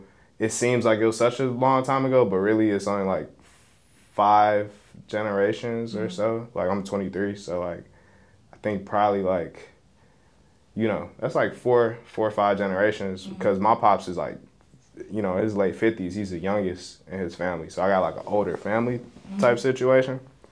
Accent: Chicago, Illinois, United States; I'm not just from Chicago. Mm-hmm. But then of course, like I got family in Chicago.

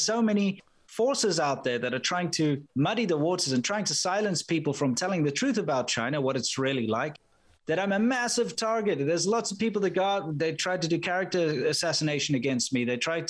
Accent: South Africa; being a South African, you're automatically labeled as a racist no matter where you go.

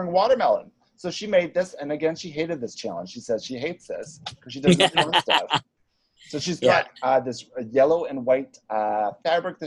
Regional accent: Northern Prairies, Saskatchewan, Canada; now in New York, United States; I'm from the Northern Prairies

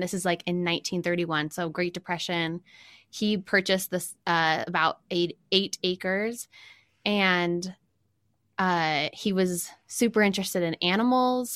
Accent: Farmington, Utah, United States; also born or lived in New York / Salt Lake City; I grew up in Farmington and now I'm in Salt Lake.

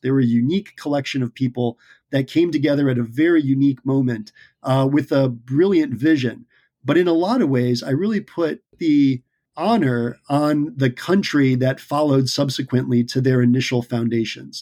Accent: United States; as the American people

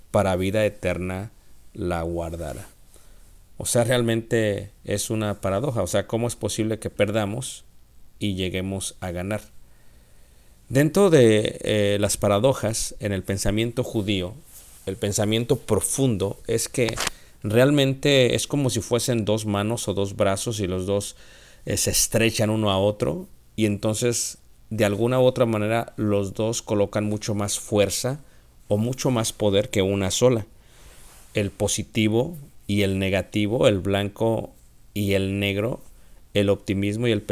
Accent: Mexico; Esto es muy diferente a la manera que lo vemos los occidentales y yo soy mexicano, la manera que lo vemos los mexicanos.

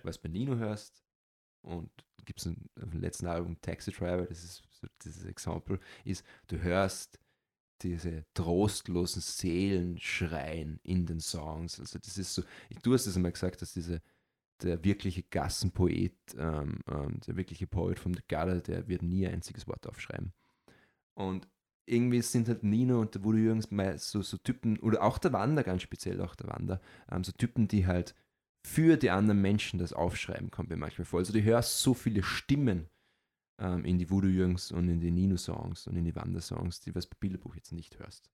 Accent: Austria

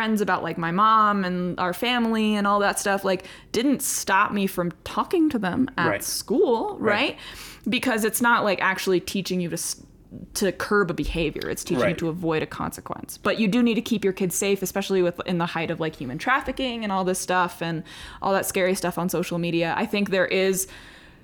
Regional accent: United States

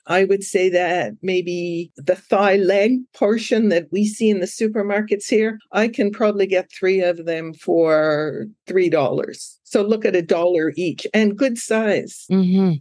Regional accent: Ottawa, Ontario, Canada; moved away as an adult; now in Koh Lanta, Thailand; I'm from Ottawa.

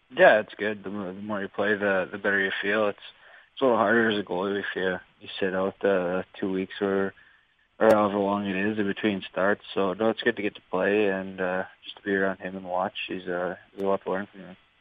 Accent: Saskatchewan, Canada; moved away; also born or lived in British Columbia; I'm from Saskatchewan

